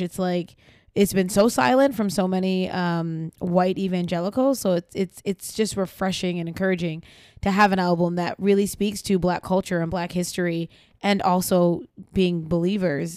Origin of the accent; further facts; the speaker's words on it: New York, United States; I grew up in New York